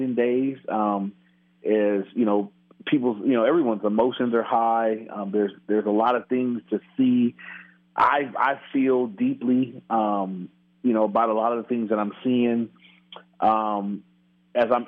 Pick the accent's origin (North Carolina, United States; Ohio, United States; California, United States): California, United States; Inglewood; grew up in Inglewood, which is in near L.A.